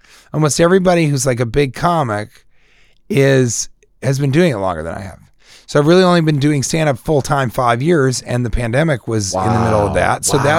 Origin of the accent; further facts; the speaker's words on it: Colorado, United States; I'm from Colorado.